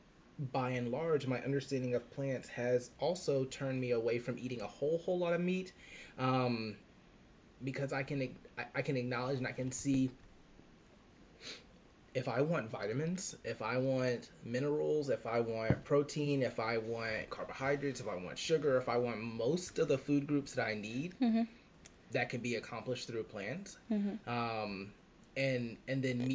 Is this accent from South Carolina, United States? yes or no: yes; South Carolina, United States; I'm from the middle of nowhere, South Carolina